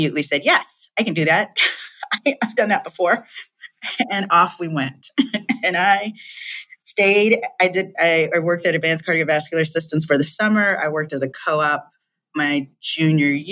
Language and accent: English; Chicago, Illinois, United States; moved away as an adult; also born or lived in Hong Kong / California; I was born and raised in the Chicagoland area